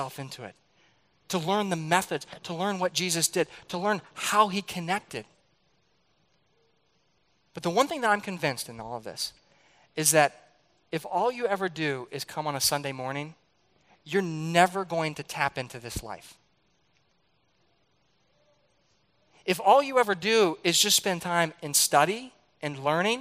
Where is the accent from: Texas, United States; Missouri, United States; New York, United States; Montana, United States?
Missouri, United States; St. Louis; I grew up in St. Louis